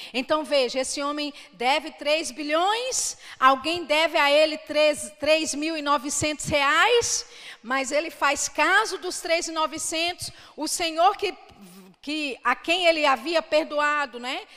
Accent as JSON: {"language": "Portuguese", "town": "Belo Horizonte", "region": "Minas Gerais", "country": "Brazil", "tie": "born or raised there", "said": "Eu sou de Belo Horizonte, né? Vivi ah, praticamente toda a minha vida lá, mas os meus pais são baianos"}